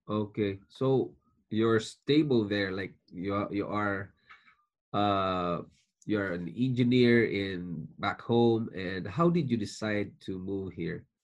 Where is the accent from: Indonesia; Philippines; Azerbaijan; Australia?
Philippines; moved away as an adult; also born or lived in Singapore; now in Canada; I was born in Philippines. I'm a Filipino, and I worked in Singapore for five years, leaving my family behind in Philippines, and then we decided to immigrate to Canada and became a Canadian citizen.